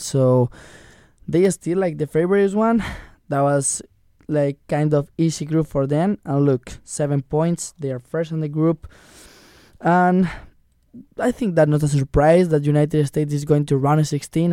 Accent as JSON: {"language": "English", "country": "Spain", "said": "I'm from Spain"}